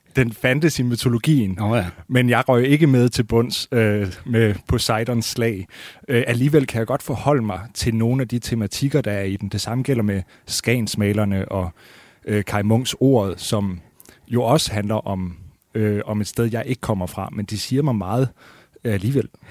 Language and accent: Danish; Skive, Central Denmark Region, Denmark; moved away; also born or lived in Copenhagen; Jeg er fra Skive, og, og, så det vil sige Limfjordslandet